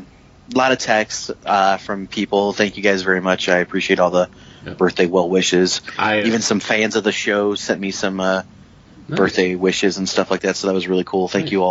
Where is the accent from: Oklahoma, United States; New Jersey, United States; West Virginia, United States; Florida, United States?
West Virginia, United States; moved away; growing up in West Virginia